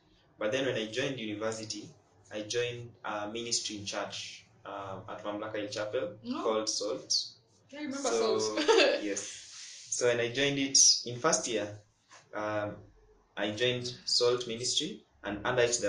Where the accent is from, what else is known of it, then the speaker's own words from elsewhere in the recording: Kakamega, Kakamega County, Kenya; moved away as an adult; now in Nairobi, Kenya; I grew up in Kakamega, and that's where I've grown up in, but I wasn't born there.